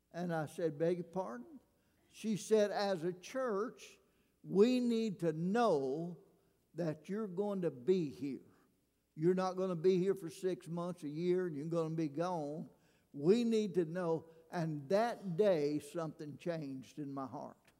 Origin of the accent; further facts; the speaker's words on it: Alabama, United States; moved away as an adult; now in Louisiana, United States; I'm a redneck from Alabama